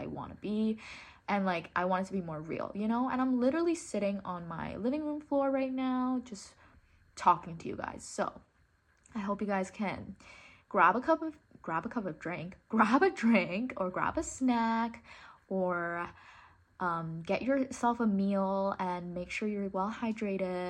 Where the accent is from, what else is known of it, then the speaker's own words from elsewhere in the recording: Hong Kong; first language English; I grew up in Hong Kong, but I went to an international school, and that's why like my accent is like this